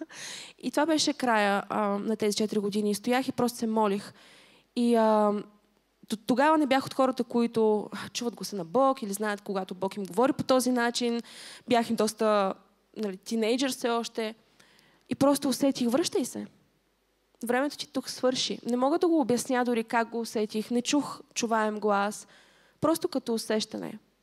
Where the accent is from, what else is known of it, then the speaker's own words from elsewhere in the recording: Stara Zagora, Stara Zagora Province, Bulgaria; also born or lived in England; now in Sofia, Bulgaria; не съм родена в София и съм от Стара Загора